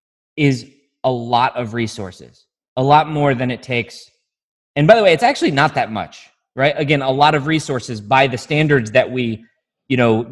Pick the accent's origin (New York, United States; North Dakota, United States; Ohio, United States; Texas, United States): New York, United States; Syracuse; in my, you know, affluent white community I grew up in Syracuse, there are some dangerous people.